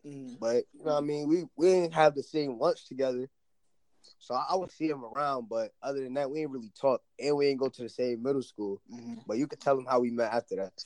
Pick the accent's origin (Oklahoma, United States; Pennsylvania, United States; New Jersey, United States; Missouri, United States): New Jersey, United States; Piscataway; moved away as an adult; also born or lived in South Plainfield, New Jersey; now in Virginia, United States; I moved to Piscataway, fifth grade, whatever, whatever. So originally I was from South Plainfield, so then I moved out to uh, Piscataway